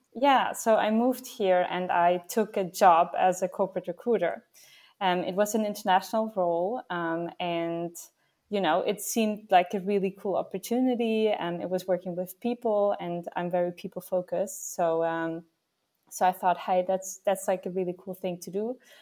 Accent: Vienna, Austria; now in Netherlands; I'm actually from Vienna, from Austria.

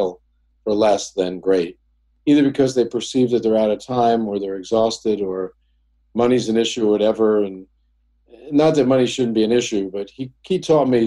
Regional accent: Oceanside, New York, United States; also born or lived in Brooklyn, New York; I grew up in a town called Oceanside

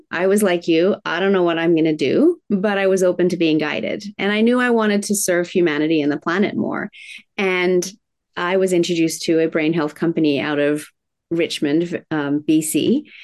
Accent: Tokyo, Japan; I was raised in Tokyo, Japan in the 70s, in the height of manufacturing plants spewing out toxins.

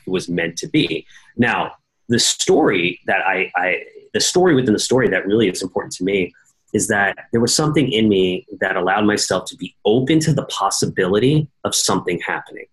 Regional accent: New York City, New York, United States; I grew up in New York City

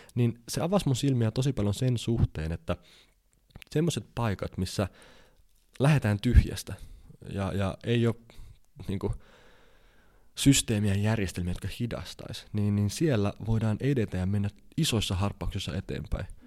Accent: Finland; mä oon Suomesta

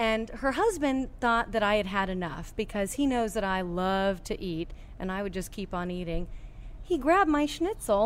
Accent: Boulder, Colorado, United States; moved away as an adult; also born or lived in Oklahoma / Texas / Louisiana; now in Baton Rouge, United States; I am not from this area. I'm originally from Boulder, Colorado.

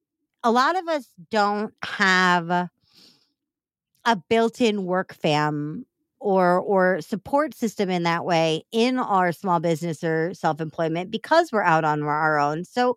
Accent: Chicago, Illinois, United States; it says that I am a Chicagoan and I think that deep dish pizza is gross.

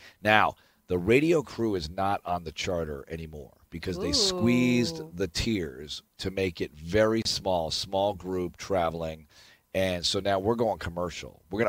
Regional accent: East Coast, United States; now in Houston, United States; I grew up on the East Coast

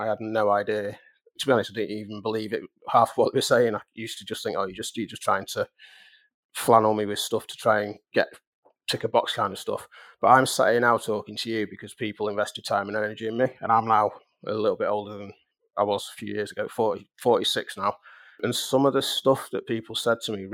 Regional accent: Manchester, North West England, United Kingdom; we were both from Manchester

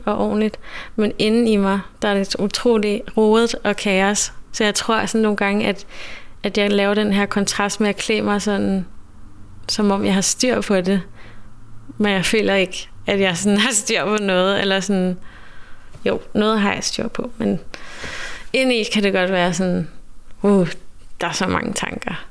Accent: Denmark; jeg er vokset op i Danmark

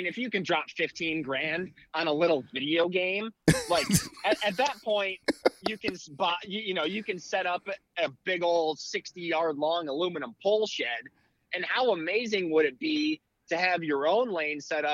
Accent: South Central Wisconsin, United States; growing up in La Pond, Wisconsin is my hometown, small town, South Central.

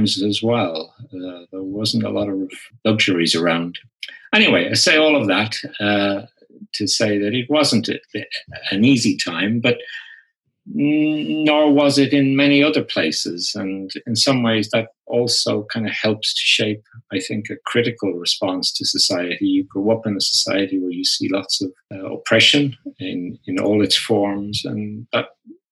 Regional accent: Ireland; I grew up in Ireland

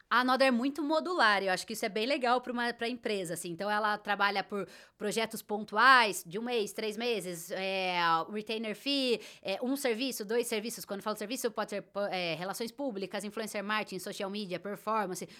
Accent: Brazil; você tá no Brasil e é assim que a gente fala, esse é o nosso sotaque

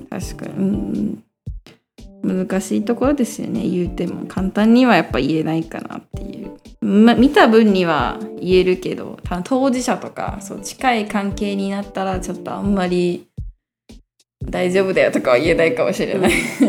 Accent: Tokyo, Japan; moved away as an adult; now in Taiwan; 東京から来ました

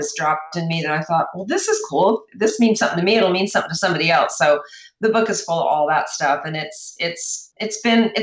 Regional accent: New Jersey, United States; I was raised in New Jersey, which is very close to New York.

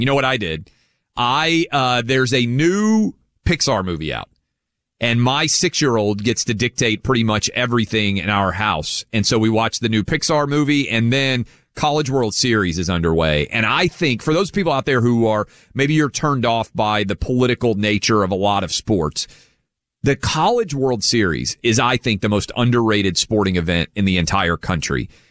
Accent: Nashville, Tennessee, United States; I grew up in Nashville

